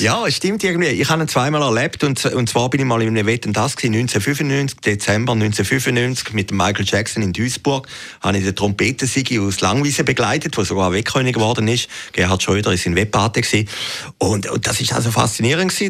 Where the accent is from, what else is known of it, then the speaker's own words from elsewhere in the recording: Zurich, Switzerland; als Zürcher